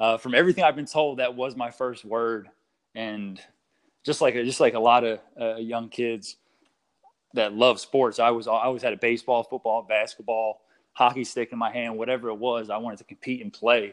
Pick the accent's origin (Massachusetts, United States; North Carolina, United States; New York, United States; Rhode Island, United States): North Carolina, United States; Apex; also born or lived in Philadelphia, Pennsylvania; So I'm originally from Philadelphia. Lived there for 8 years. My father got a job in Raleigh, so we moved down here just outside of the suburbs of Raleigh, Apex, North Carolina